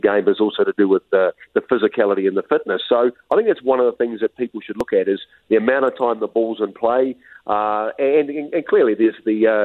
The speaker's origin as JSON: {"language": "English", "country": "New Zealand", "moved": "yes", "lives_now": "Utah, United States", "said": "I'm from New Zealand, we get a little bit of it"}